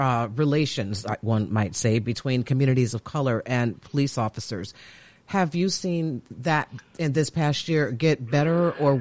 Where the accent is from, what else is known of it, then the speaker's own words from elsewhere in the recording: Chicago, Illinois, United States; Chicago is my hometown